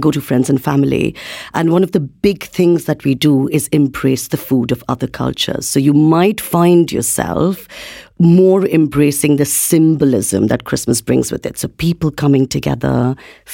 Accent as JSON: {"language": "English", "town": "Kolkata", "region": "West Bengal", "country": "India", "tie": "born or raised there", "moved": "yes", "said": "I was born and brought up in India, in Calcutta."}